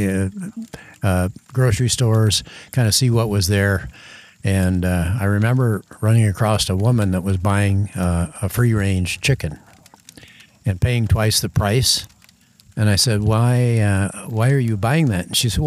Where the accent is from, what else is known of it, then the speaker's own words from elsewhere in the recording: Thornton, Iowa, United States; I'm from Thornton, Iowa.